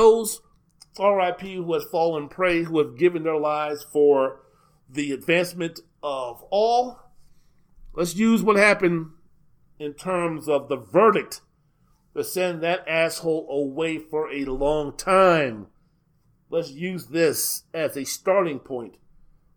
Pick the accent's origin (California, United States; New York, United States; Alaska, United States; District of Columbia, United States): District of Columbia, United States; Washington; moved away; also born or lived in San Diego; Growing up in the Washington, D.C. metropolitan area